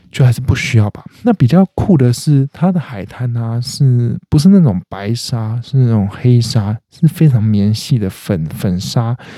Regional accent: eastern Taiwan, Taiwan; moved away; 我是东部长大的小孩

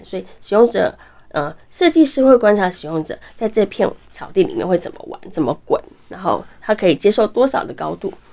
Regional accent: Keelung, Taiwan; 因为我来自基隆

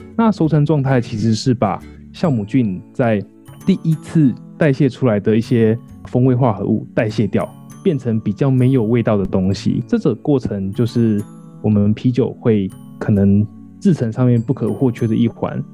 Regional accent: Taiwan; 我乡下人啊， 我乡下人， 所以乡下的就是不管时间过多久，超商都很难找这样子

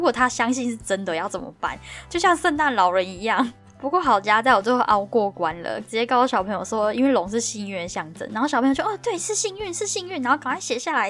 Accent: Taiwan; accent: Taiwanese accent; moved away as an adult; now in London, United Kingdom; 然后我同学他是上海人，然后我成功用台湾腔感染他。那个老板还问我同学说：“你是台湾人吗？”我整个大爆笑，我说：“不是啊，他不是啊，我才是啦。”

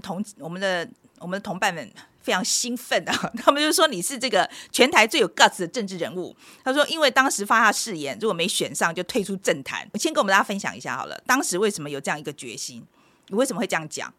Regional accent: Taiwan; moved away; also born or lived in United States; 我是四年前从美国搬回台湾

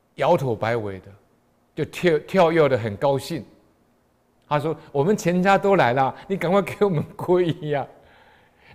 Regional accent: Taiwan; 我们台湾人

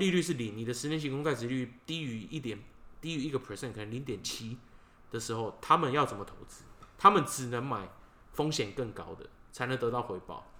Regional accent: Taiwan; 我是台湾人。

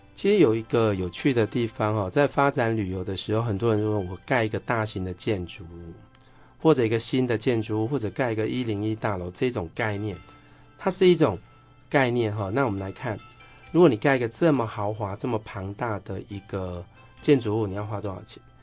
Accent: Changhua County, Taiwan; 我们彰化人也算是有美学素养

